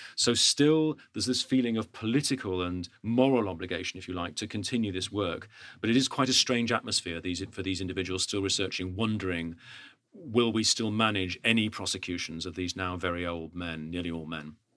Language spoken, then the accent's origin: English; United Kingdom; as a Brit